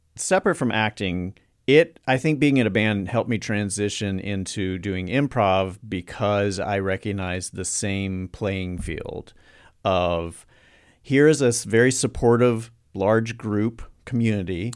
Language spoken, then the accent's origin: English; North Carolina, United States; I'm from North Carolina